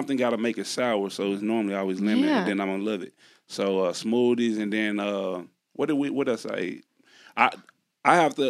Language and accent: English; Texas, United States; I'm from Texas.